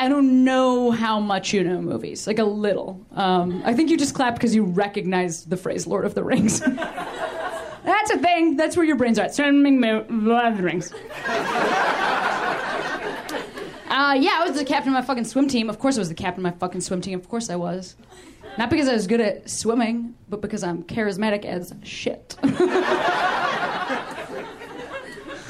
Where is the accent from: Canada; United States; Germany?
United States; Midwest; moved away; I'm from the Midwest